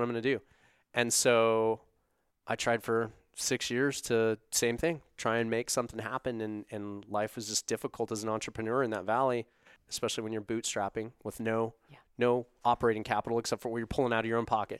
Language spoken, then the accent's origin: English; Casper, Wyoming, United States; now in Salt Lake City, United States; I grew up in Casper